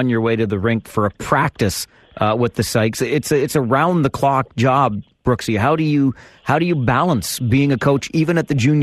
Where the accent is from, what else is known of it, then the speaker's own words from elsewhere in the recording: Palmerston, Ontario, Canada; Growing up in Palmerston